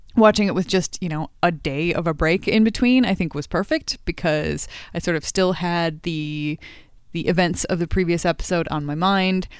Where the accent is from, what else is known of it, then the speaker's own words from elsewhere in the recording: United States; I'm an American